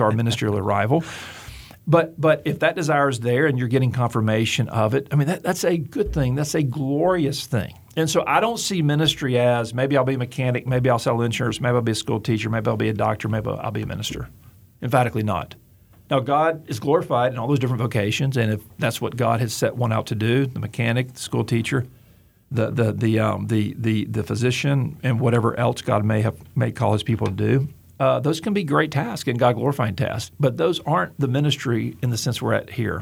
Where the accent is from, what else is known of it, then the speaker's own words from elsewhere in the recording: Gulf Coast, United States; I grew up on the Gulf Coast